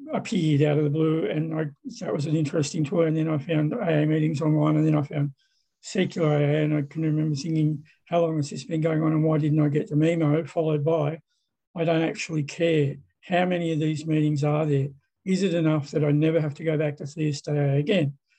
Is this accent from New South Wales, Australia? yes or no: yes; Sydney, New South Wales, Australia; I'm an alcoholic from Sydney, Australia